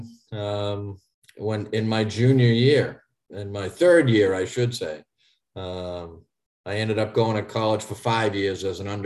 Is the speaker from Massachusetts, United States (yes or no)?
yes; Haverhill, Massachusetts, United States; I grew up in Eastern Massachusetts in Haverhill, Massachusetts.